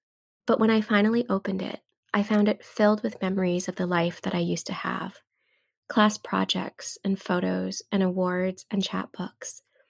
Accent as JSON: {"language": "English", "region": "Hawaii", "country": "United States", "tie": "born or raised there", "moved": "yes", "lives_now": "Massachusetts, United States", "said": "I live in Massachusetts now, but I'm from Hawaii, and my parents still live there."}